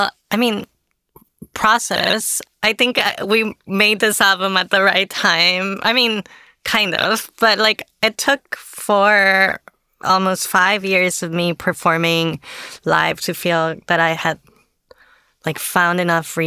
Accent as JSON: {"language": "English", "town": "Tampico", "region": "Tamaulipas", "country": "Mexico", "tie": "born or raised there", "moved": "as an adult", "lives_now": "Austin, United States", "said": "I grew up in Tampico in kind of like a very conservative environment"}